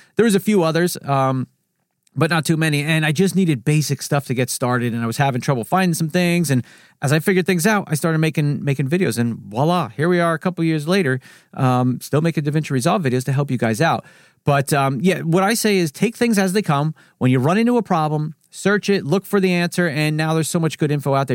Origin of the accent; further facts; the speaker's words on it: New Jersey, United States; I'm from New Jersey. I talk fast here.